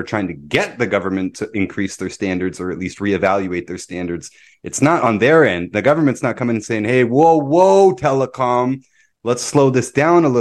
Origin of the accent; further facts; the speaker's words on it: Toronto, Ontario, Canada; moved away as an adult; now in Kirkland Lake, Canada; a lot of people that I grew up with in Toronto